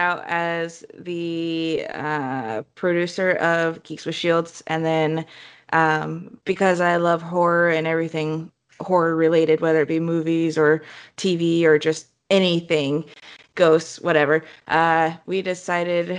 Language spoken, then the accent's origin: English; Moscow, Idaho, United States; moved away as an adult; also born or lived in Oregon; I was born and raised in Moscow, Idaho